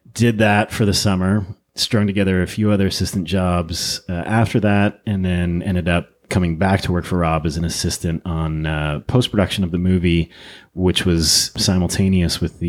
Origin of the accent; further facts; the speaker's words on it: Ottawa, Ontario, Canada; moved away as an adult; also born or lived in British Columbia / Austin, Texas; now in Los Angeles, United States; I was born and raised in Ottawa, Canada, and then lived and worked in British Columbia for a number of years in my 20s and early 30s